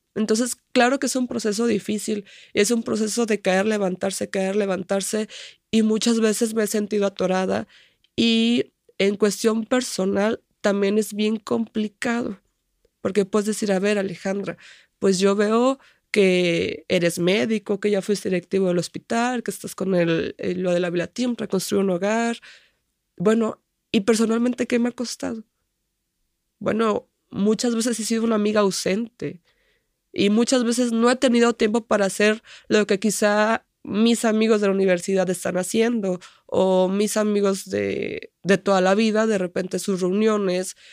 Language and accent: Spanish; Tuxpan, Nayarit, Mexico; Tuxpan, que es donde vivo o de donde soy